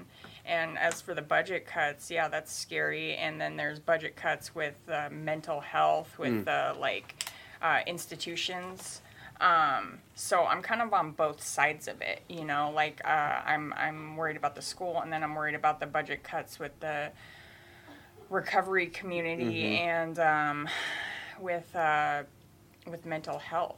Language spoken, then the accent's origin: English; Kodiak, Alaska, United States; I was born in Kodiak, Alaska.